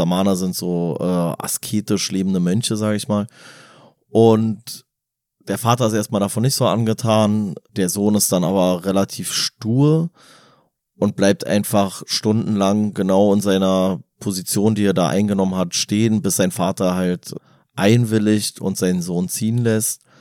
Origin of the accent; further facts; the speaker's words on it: Berlin, Germany; wir als Berliner haben eine andere Definition von Stadt.